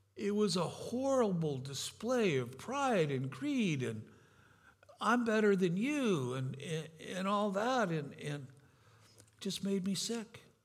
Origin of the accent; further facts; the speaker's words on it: California, United States; also born or lived in Grand Rapids, Michigan; I'm from California.